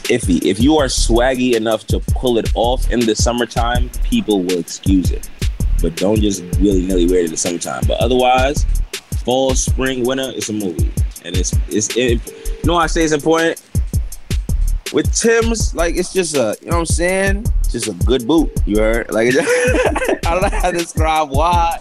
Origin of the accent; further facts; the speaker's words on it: New York, United States; Uptown, Big Bronx.